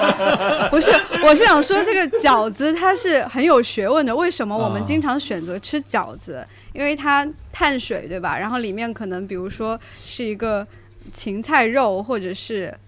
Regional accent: Huaihua, Hunan, China; 就我家乡是怀化

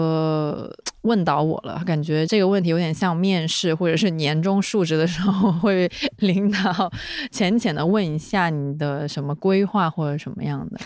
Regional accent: South China, China; accent: southern Chinese; 虽然他们还是能听出来我这个南方口音的

